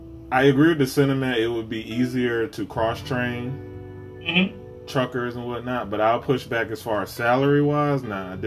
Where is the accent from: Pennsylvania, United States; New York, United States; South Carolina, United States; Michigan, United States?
South Carolina, United States; now in Florida, United States; growing up in South Carolina, too